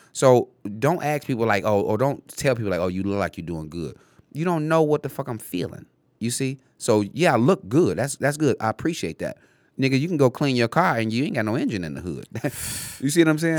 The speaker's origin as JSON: {"language": "English", "town": "Detroit", "region": "Michigan", "country": "United States", "tie": "born or raised there", "said": "I grew up on Tireman and Livenoy"}